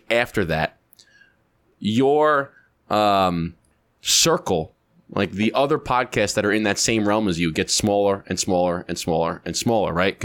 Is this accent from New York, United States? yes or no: yes; Long Island, New York, United States; born or raised there